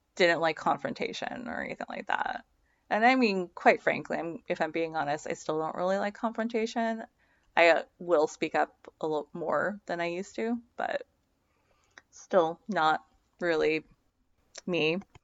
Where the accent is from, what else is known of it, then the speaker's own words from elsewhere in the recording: Seattle, Washington, United States; I grew up in the Seattle area with a single mom